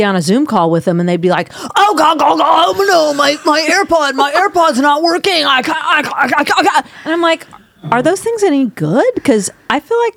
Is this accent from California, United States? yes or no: yes; Southern California, United States; I'm from Southern California